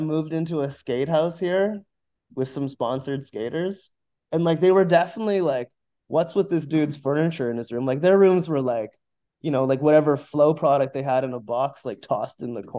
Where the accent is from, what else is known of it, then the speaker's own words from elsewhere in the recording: Abbotsford, British Columbia, Canada; moved away as an adult; now in Vancouver, Canada; I grew up in Abbotsford, which is a suburb